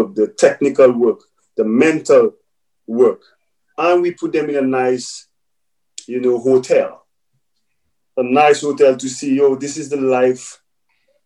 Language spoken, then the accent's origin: English; St. Lucia; growing up in St. Lucia